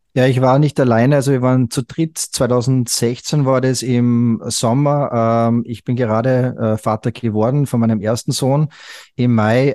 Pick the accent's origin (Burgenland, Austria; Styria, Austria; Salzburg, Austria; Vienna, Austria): Salzburg, Austria; bin aus Österreich, also geboren und aufgewachsen in Österreich im schönen Salzburg